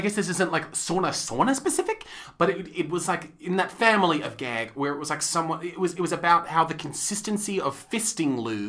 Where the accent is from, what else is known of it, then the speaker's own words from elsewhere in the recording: New York City, New York, United States; when I was growing up in New York City